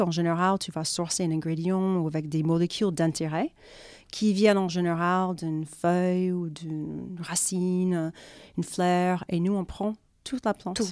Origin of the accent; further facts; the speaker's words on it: Florida, United States; accent: American; French is a second language; moved away as an adult; also born or lived in New York, United States; now in France; je suis américaine à la base. Et donc, euh, j'ai vécu, enfin, j'ai grandi en Floride, j'ai fait mes études à New York.